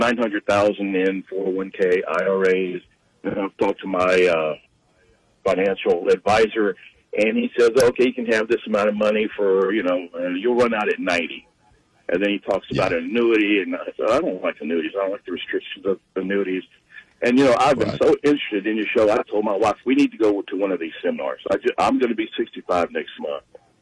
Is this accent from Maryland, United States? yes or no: no; Louisiana, United States; I'm from Louisiana.